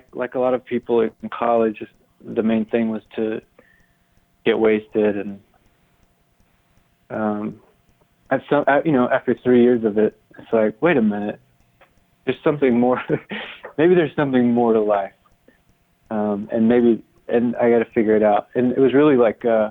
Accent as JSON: {"language": "English", "town": "Tifton", "region": "Georgia", "country": "United States", "tie": "born or raised there", "also_born_or_lived": "Iowa City, Iowa / Amherst, Massachusetts", "moved": "as an adult", "said": "I'm from Tifton, Georgia, which is a small town in South Georgia"}